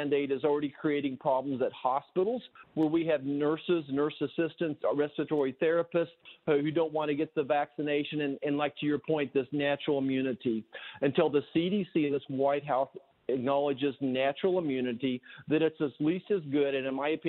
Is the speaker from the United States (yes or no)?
yes; Kansas, United States; I'm from Kansas